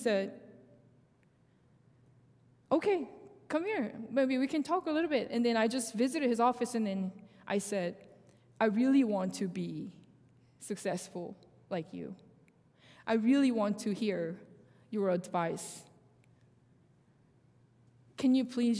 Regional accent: Seoul, South Korea; first language Korean; English is a second language; moved away as an adult; now in United States; I was born in South Korea, and I grew up in Seoul

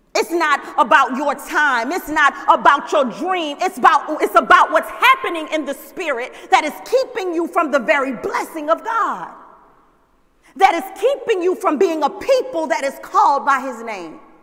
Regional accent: the South, United States; moved away; I grew up in the South

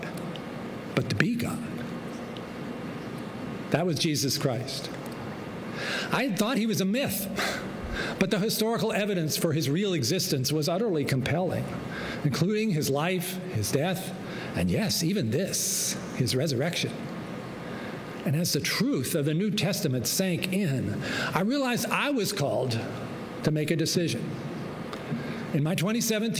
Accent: Virginia, United States; as I was growing up in Virginia

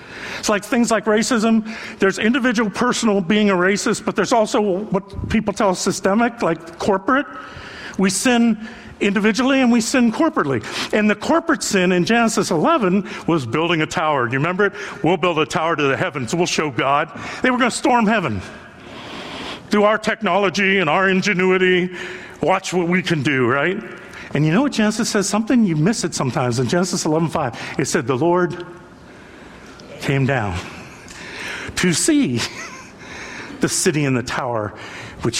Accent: Youngstown, Ohio, United States; I grew up in Youngstown, Ohio

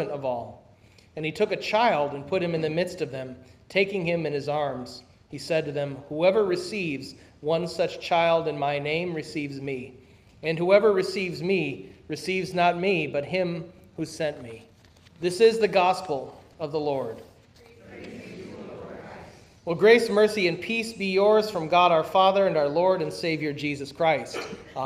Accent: Minnesota, United States; I am a Scandinavian from Minnesota

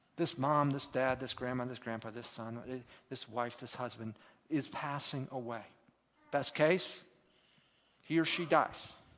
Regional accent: United States; moved away as an adult; also born or lived in Turkey; as an American over there

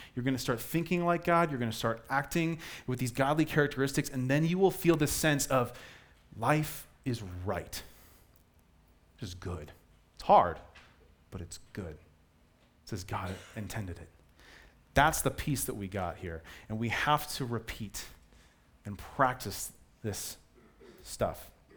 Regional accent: Colorado, United States; I was born and raised in Colorado

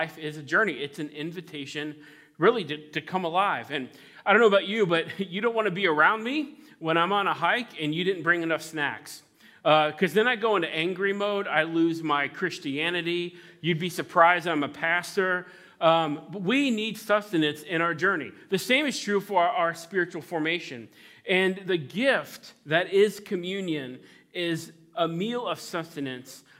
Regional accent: Cincinnati, Ohio, United States; now in New England, United States; I'm originally from Cincinnati

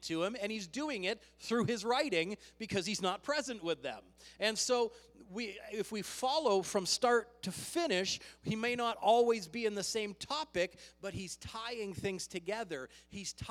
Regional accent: Canada; We are Canadian

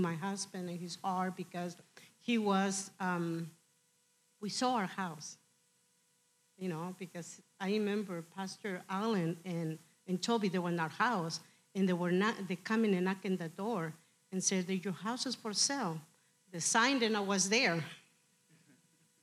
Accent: Mexico; moved away; I'm from Mexico. I was really poor

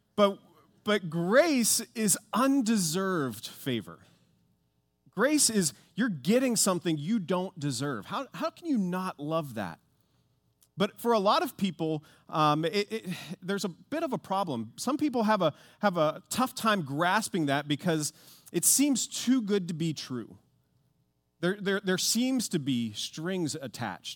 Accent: Pittsburgh, Pennsylvania, United States; I grew up in Pittsburgh

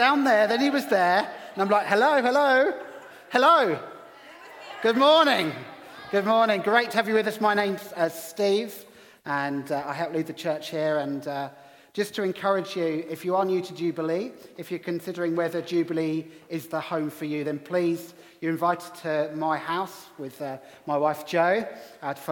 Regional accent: England, United Kingdom; accent: English; also born or lived in Middlesbrough; in my English accent

